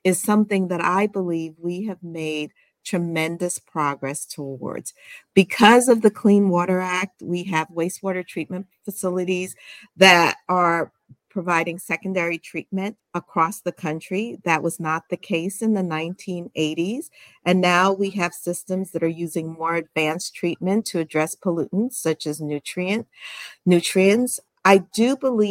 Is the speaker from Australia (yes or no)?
no; Albany, New York, United States; also born or lived in Guyana / Washington, D.C.; born in Guyana, South America, and immigrated to the States when I was very young. Grew up in Albany, New York